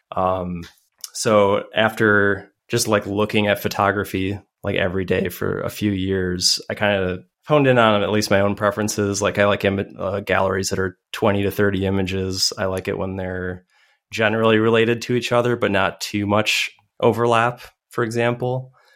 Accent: Madison, Wisconsin, United States; I am a nerd from Madison, Wisconsin

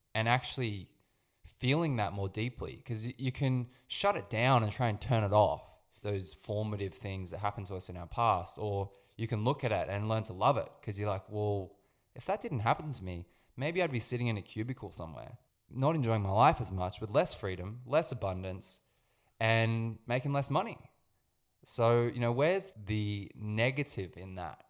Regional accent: Sydney, New South Wales, Australia; I grew up in Sydney

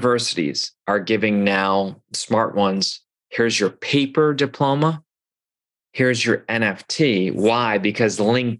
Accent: Midwest, United States; I'm come from the Midwest where you do everything yourself.

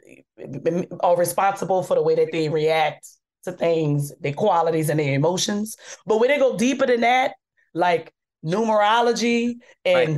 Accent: New Orleans, Louisiana, United States; moved away; I'm from New Orleans, where we so cool with celebrities

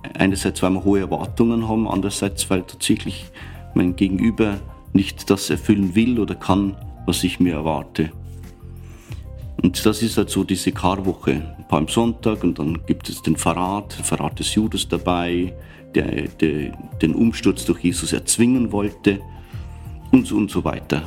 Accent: Upper Palatinate Forest, near Weiden in der Oberpfalz, Bavaria, Germany; moved away as an adult; also born or lived in Eichstätt / Regensburg; now in Vienna, Austria; Meine Heimat ist der Oberpfälzer Wald in der Nähe von Weiden in der Oberpfalz

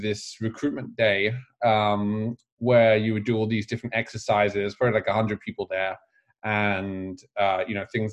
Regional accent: England, United Kingdom; moved away as an adult; now in United States; I was growing up in England

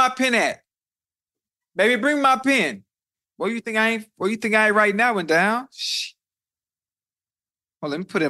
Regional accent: the South, United States; I'm from the South

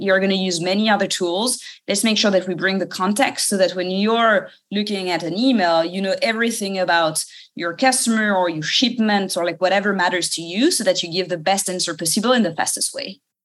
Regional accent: suburb of Paris, Île-de-France, France; English is a second language; moved away; maybe you can tell from my accent. I was uh, born in France, uh, in the suburb of Paris

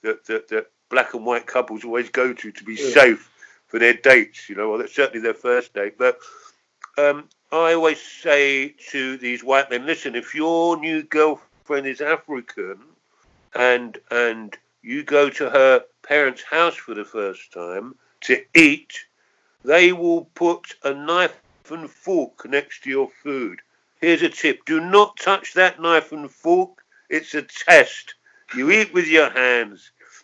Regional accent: England, United Kingdom; And I'm English, but I'm working class English

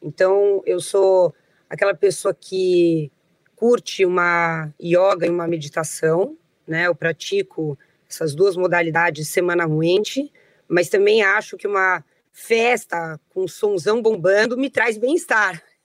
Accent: São Paulo, Brazil; also born or lived in New York; E eu nasci em São Paulo e morei em São Paulo quase a minha vida toda, à exceção de um período em que eu me mudei com a minha família para Nova York, onde nós moramos por cinco anos.

